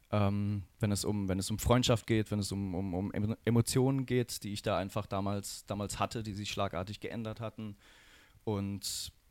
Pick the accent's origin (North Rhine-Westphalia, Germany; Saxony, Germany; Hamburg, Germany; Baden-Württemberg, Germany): Baden-Württemberg, Germany; Rastatt; Weil ich komme hier aus der Region, ich komme aus Rastatt und da war halt das Fest.